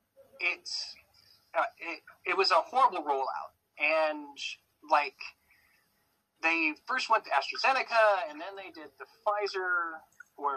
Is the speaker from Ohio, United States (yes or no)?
no; Sacramento, California, United States; moved away as an adult; now in Australia; No Australian accent. I'm actually from Sacramento